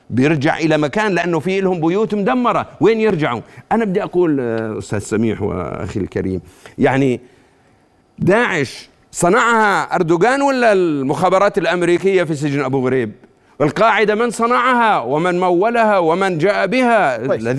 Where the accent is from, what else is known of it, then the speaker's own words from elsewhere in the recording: Jordan; وإحنا للعلم وهذا كلنا كأردنيين الآن بتكلم كأردنيين